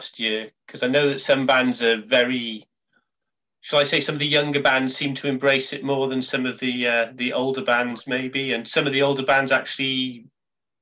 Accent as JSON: {"language": "English", "region": "Wales", "country": "United Kingdom", "said": "I'm Welsh"}